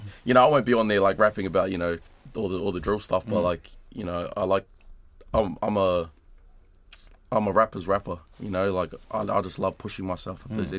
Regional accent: Australia; now in New Zealand; when I was growing up in Australia, I always used to look at the music back here and be inspired by it

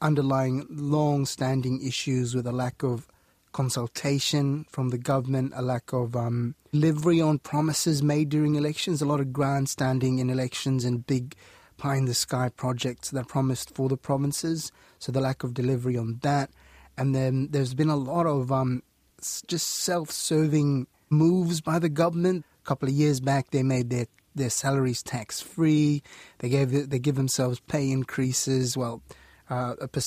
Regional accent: Solomon Islands; growing up in Solomon Islands, we were always picking up shells and dog tags

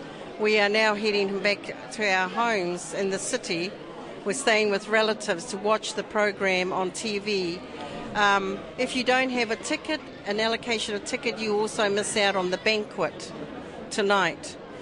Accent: Bay of Plenty, New Zealand; I'm from the Uruwera tribes, from all the hapus of the Uruwera.

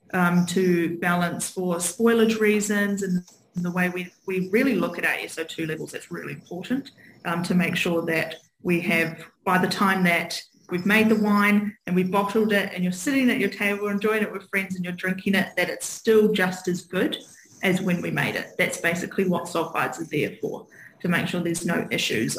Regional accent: Hawke's Bay, New Zealand; now in Auckland, New Zealand; growing up in Hawke's Bay really made set the scene

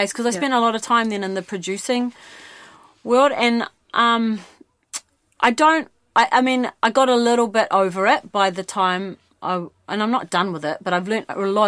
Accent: Mount Maunganui, Bay of Plenty, New Zealand; moved away; also born or lived in Hamilton; I grew up in the Mount

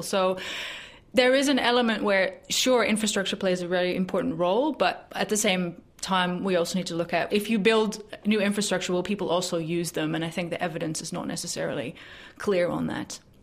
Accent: Netherlands; now in New Zealand; my home country in the Netherlands

